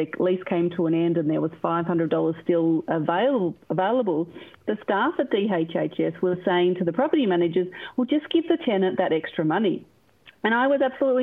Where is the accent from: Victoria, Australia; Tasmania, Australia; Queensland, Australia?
Victoria, Australia; One Turner; I grew up in One Turner on the quarter acre block